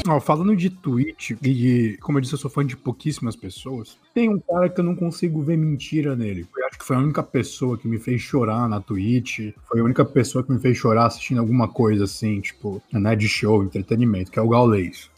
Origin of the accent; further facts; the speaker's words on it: Brazil; Sou brasileiro, eu falo desse jeito.